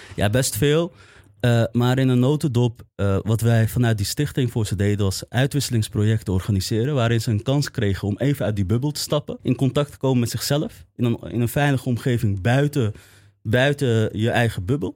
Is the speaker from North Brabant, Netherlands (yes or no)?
no; Amsterdam, North Holland, Netherlands; in West en Nieuw-West, in de omgeving waar ik ben opgegroeid